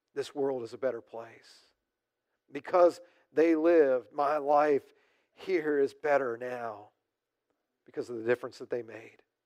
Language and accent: English; United States; as American Christians